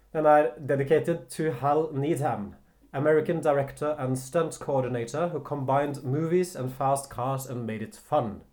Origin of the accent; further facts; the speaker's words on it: Hamar, Innlandet, Norway; now in Oslo, Norway; jeg kommer fra Hamar også, og Hamar har et visst sånn rånemiljø